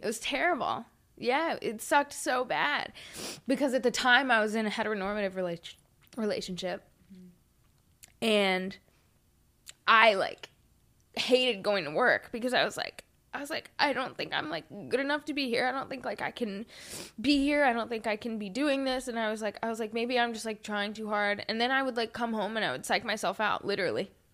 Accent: Huntersville, North Carolina, United States; I grew up in Huntersville

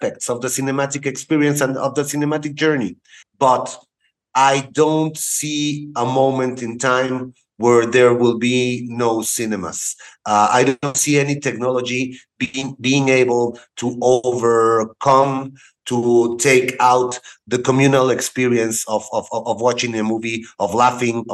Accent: Cuernavaca, Morelos, Mexico; also born or lived in Houston, Texas / Querétaro / Monterrey; I was born in Houston, Texas, and I came back to Mexico when I was 3 years old. I studied in the city of Cuernavaca

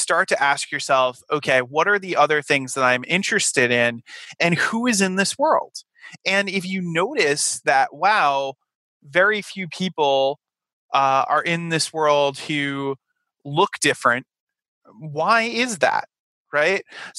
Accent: Rhode Island, United States; I was coming from Rhode Island and, I was lucky enough to not have the Peter Griffin accent that, some of my colleagues from Rhode Island, had, because I had had all the theater training

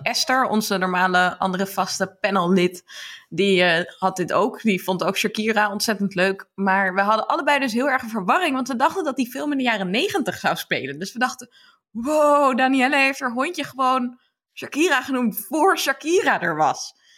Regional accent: Amsterdam, North Holland, Netherlands; ben een half Brabander, maar in Amsterdam geboren

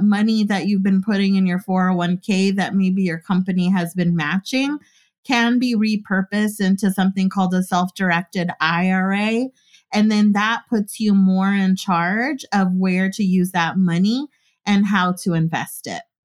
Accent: California, United States; I was from California, too

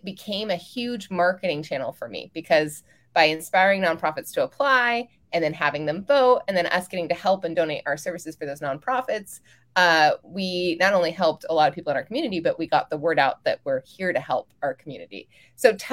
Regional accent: California, United States; I'm from California

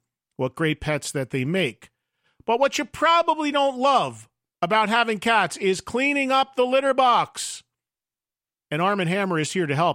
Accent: New Jersey, United States; in New Jersey, in my home state

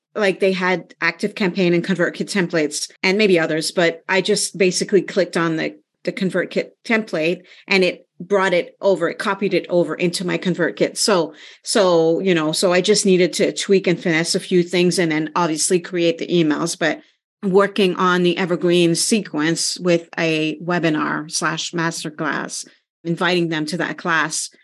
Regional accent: Canada; we're Canadian

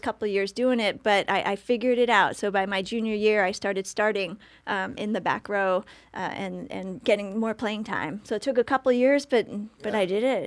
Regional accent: Orwigsburg, Pennsylvania, United States; Orwigsburg, so Schuylkill County, Pennsylvania

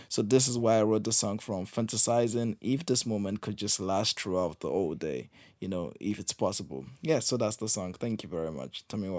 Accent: Nigeria; now in Accra, Ghana; I am a Nigerian musician based in Accra, Ghana.

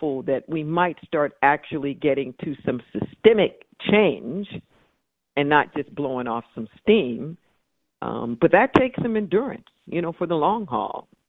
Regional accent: Los Angeles, California, United States; now in Santa Cruz, United States; I was raised in Los Angeles

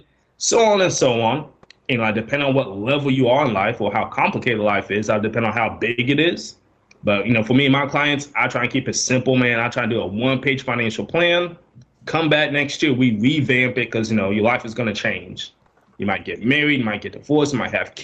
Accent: Orlando, Florida, United States; also born or lived in Dallas, Texas; now in Atlanta, United States; I'm originally from Orlando, Florida

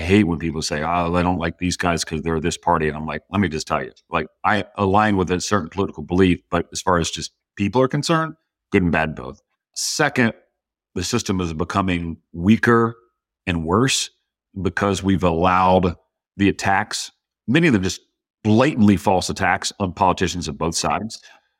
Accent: Georgia, United States; So parents got divorced in an early age, and that's a challenge for anybody. I was 5 years old. But where I grew up was

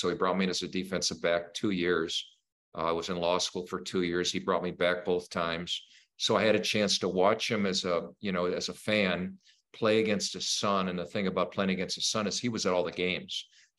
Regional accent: Saint Paul, Minnesota, United States; growing up in Minnesota

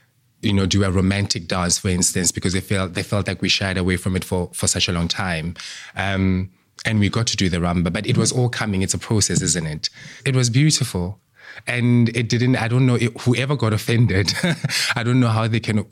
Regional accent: South Africa; now in United Kingdom; back home in South Africa, where I come from

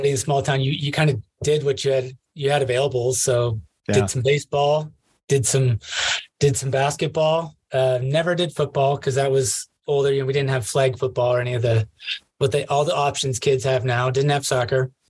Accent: Pella, Iowa, United States; now in Colorado, United States; Not too far from Des Moines. Um, okay. It's uh, Pella, Iowa.

